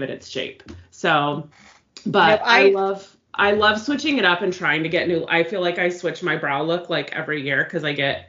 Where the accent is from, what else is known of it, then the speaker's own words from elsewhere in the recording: California, United States; we grew up in California, so, like, knowing a little bit of Spanish is, like, kind of common